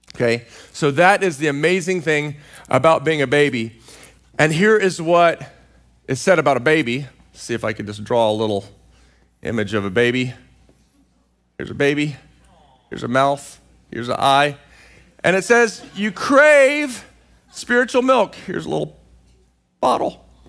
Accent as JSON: {"language": "English", "region": "Central Texas", "country": "United States", "tie": "born or raised there", "moved": "yes", "lives_now": "California, United States", "said": "I grew up in Central Texas"}